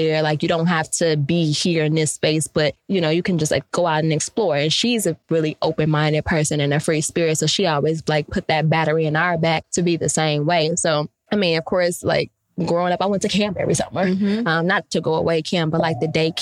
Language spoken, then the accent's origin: English; Chicago, Illinois, United States; also born or lived in Calumet City, Illinois; We moved from Chicago to Calumet City mm-hmm. when I was, when I got to high school.